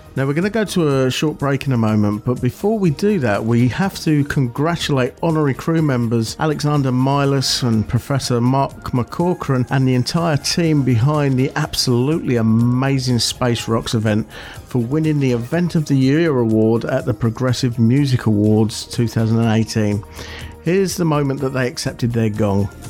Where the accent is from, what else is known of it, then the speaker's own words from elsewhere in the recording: Buckinghamshire, South East England, United Kingdom; moved away; back in my hometown, they organised one. They have done for the last two or three years and it's called Big Bang in Bucks because it's in Buckinghamshire